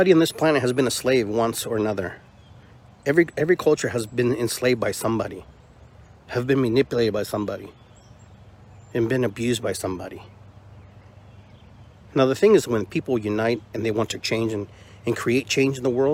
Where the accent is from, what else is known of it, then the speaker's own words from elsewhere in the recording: Peru; moved away; I'm from Peru and I have Indian in my blood